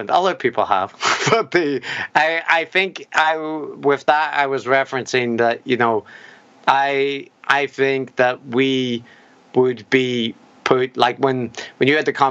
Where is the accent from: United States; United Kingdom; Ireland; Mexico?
Ireland; plus I'm Irish, so I get uh, you know the, there's there's like a degree of charity that the Irish people get throughout their their lives just because of being Irish that.